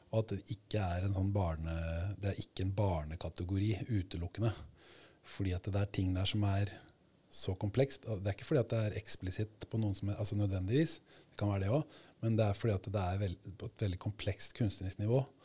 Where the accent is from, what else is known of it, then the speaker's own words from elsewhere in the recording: Sweden; now in Norway; jeg vokste opp i Sverige